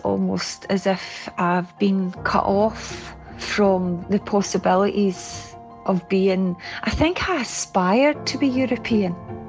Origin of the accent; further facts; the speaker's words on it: Scotland, United Kingdom; now in Stirling, United Kingdom; I identify first and foremost, always have, as Scottish